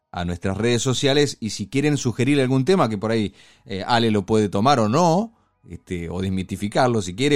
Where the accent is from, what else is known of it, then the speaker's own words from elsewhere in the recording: Argentina; Nosotros somos argentinos